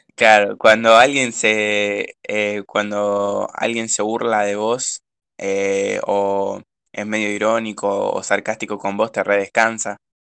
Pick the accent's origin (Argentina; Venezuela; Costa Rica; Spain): Argentina; Rosario, Santa Fe; nosotros somos de Rosario